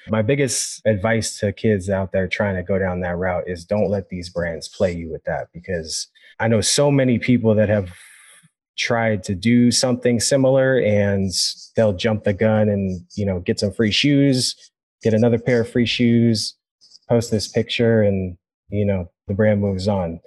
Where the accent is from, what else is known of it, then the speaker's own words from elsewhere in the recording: Sacramento, California, United States; I grew up in Sacramento my whole life